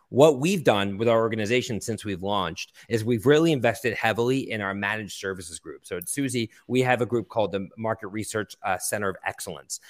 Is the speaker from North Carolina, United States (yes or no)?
no; Philadelphia, Pennsylvania, United States; also born or lived in Boston; now in Brooklyn, New York, United States; I grew up in Philadelphia and went to school in Boston and now have lived in New York for the last twenty years